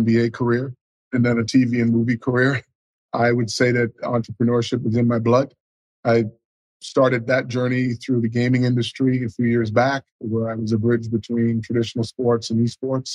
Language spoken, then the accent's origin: English; Bahamas; growing up in the Bahamas